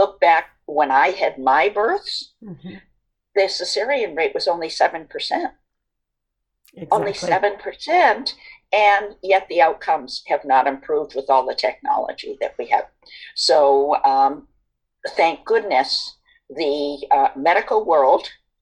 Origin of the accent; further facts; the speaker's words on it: East Coast, United States; now in West Coast, United States; I am from the East Coast